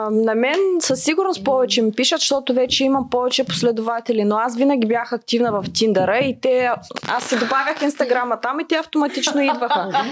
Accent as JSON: {"language": "Bulgarian", "country": "Moldova", "said": "А, да, понеже аз съм от Молдова и е много държа един мъж да е кавалер."}